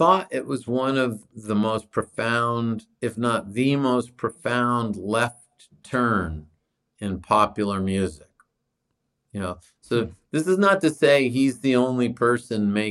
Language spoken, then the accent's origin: English; New Hampshire, United States; I grew up in New Hampshire